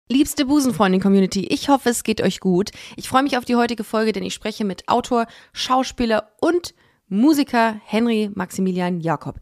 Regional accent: Düsseldorf, North Rhine-Westphalia, Germany; moved away as an adult; now in Cologne, Germany; ich bin in Düsseldorf aufgewachsen

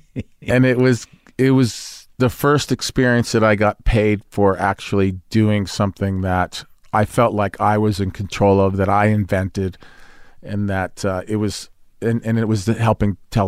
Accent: Brooklyn, New York, United States; accent: Brooklyn; because I was from Brooklyn, I was born in Brooklyn, but I went into the audition with a Brooklyn accent

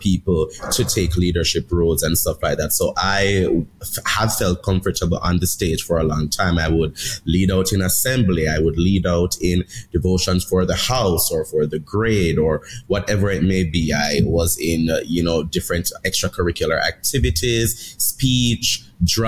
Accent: Jamaica; now in United States; I'm from Jamaica

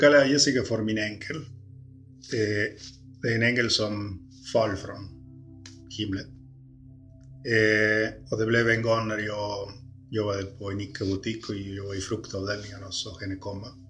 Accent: Montevideo, Uruguay; born or raised there; now in Sweden

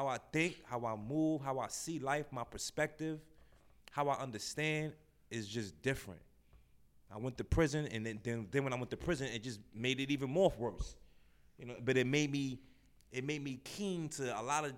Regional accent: New York City, New York, United States; I'm from Brownsville, man. Born and raised in Brownsville.

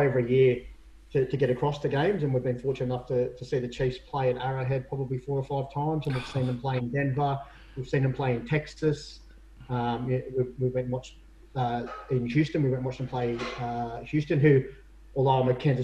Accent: Sydney, New South Wales, Australia; I grew up in the inner city, so I grew up around Redfern and Waterloo.

